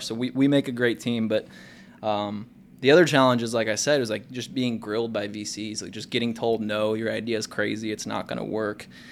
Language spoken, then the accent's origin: English; Kansas City, United States; also born or lived in Lawrence, Kansas; I grew up in Kansas City